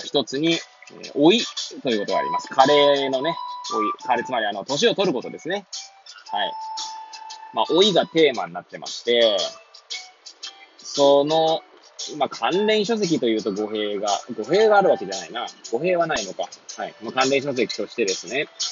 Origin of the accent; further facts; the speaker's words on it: Hachioji, Tokyo, Japan; moved away as an adult; now in Kamaishi, Japan; 八王子生まれ、八王子育ち。震災の前の年から釜石で働く